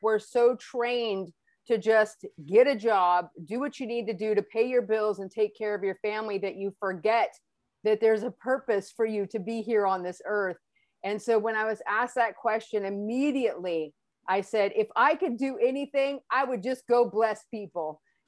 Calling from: California, United States; I am joining you from the United States, the lovely state of California.

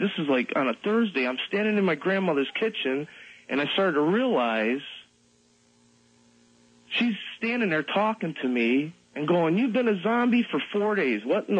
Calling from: Western New York, United States; I'm calling from Western New York.

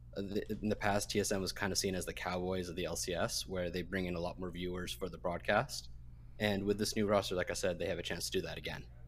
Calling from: Vancouver, British Columbia, Canada; I'm calling from Vancouver, Canada

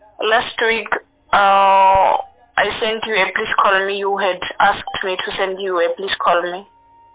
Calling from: Mokopane, Limpopo, South Africa; I'm right now I'm in Mokopane.

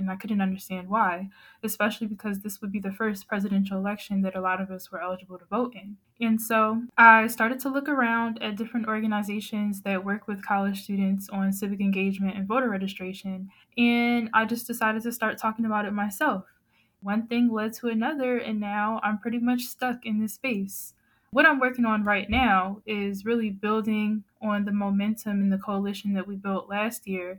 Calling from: Atlanta, Georgia, United States; Hey everyone, I'm calling in from Atlanta, Georgia

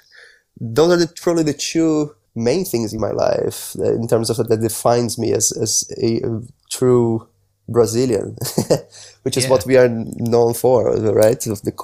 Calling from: London, United Kingdom; I'm speaking from London, the UK.

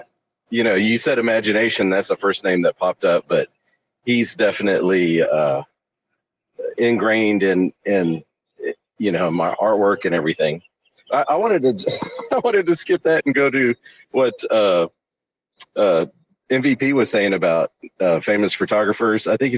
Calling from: Texas, United States; East Texas.

